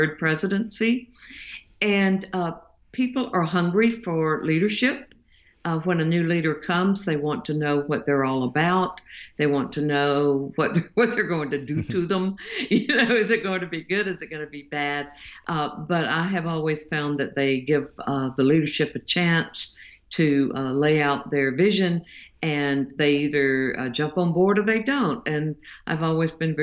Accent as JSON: {"language": "English", "area": "the South", "region": "Southern United States", "country": "United States", "said": "I'm a Southerner. I live in the United States"}